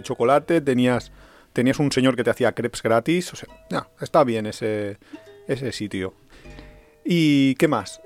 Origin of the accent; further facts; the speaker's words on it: Valencian Community, Spain; somos muy, muy valencianos